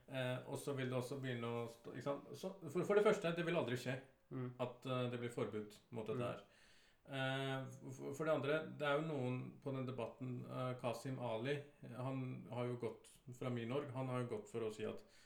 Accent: Oslo, Norway; å være fra 'Tante Ulrikkes vei'

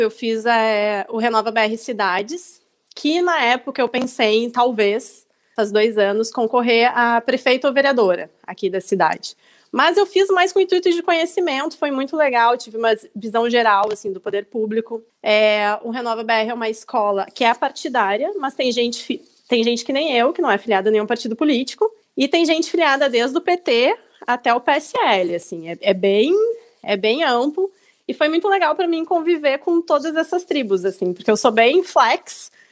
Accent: Glorinha, Rio Grande do Sul, Brazil; eu sou gaúcha, sou de uma cidade do interior aqui do Rio Grande do Sul, de 7 mil habitantes, que é Glorinha.

